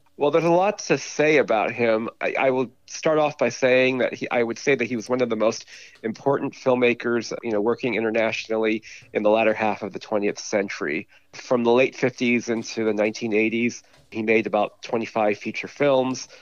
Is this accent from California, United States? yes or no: yes; California, United States; accent: California; my California accent